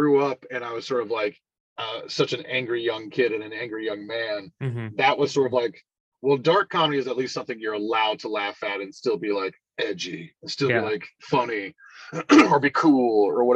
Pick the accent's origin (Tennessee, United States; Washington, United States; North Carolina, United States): North Carolina, United States; High Point; also born or lived in Greensboro, North Carolina / Winston-Salem, North Carolina; I was born in Greensboro Hospital, raised in High Point